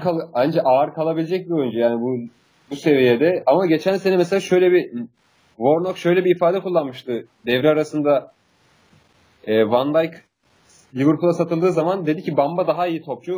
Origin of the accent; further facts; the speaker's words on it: Turkey; Biz Türk'üz ya.